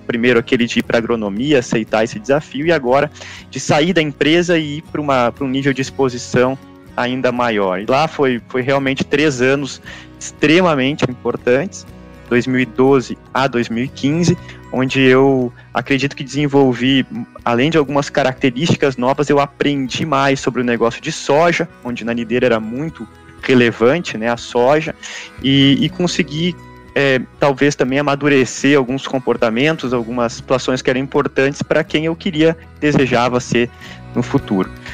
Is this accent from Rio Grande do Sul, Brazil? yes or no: yes; Santa Cruz do Sul, Rio Grande do Sul, Brazil; eu lembro disso, pequeno, saindo num, num, sábado de manhã de Santa Cruz do Sul e indo até lá